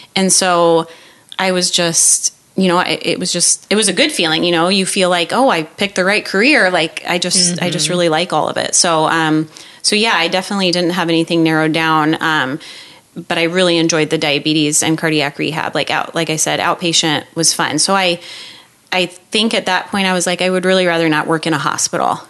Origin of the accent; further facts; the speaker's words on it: Iowa, United States; back home in back Iowa.